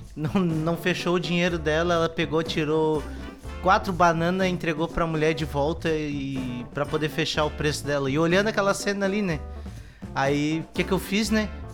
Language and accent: Portuguese; Santa Catarina, Brazil; eu e a Renata somos de Santa Catarina